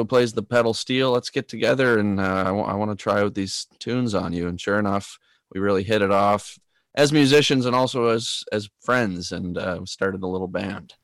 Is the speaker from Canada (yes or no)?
yes; Tracadie Cross, Prince Edward Island, Canada; moved away as an adult; also born or lived in Toronto, Ontario; Tracadie Cross, my hometown.